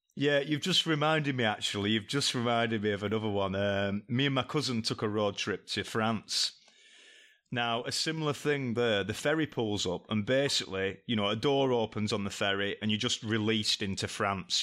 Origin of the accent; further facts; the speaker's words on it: England, United Kingdom; I come from England